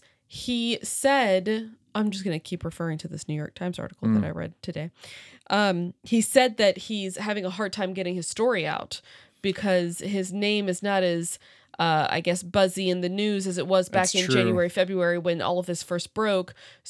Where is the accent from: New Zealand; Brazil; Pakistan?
Brazil; I'm from Brazil.